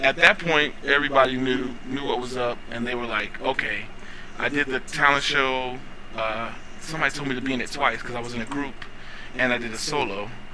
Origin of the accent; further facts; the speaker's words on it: North Carolina, United States; also born or lived in Washington, D.C.; I was actually born in D.C. for the first four years of my life, and then I was raised in North Carolina for through through 18